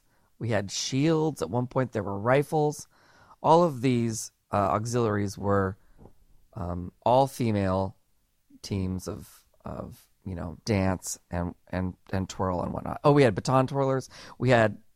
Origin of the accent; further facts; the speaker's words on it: Camarillo, California, United States; the town where I grew up in Camarillo